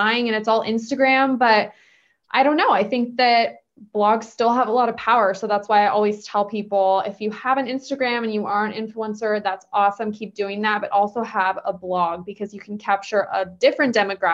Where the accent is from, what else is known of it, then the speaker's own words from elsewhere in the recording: Bay Area, California, United States; also born or lived in Los Angeles, United States; I actually moved back home. I'm from the Bay Area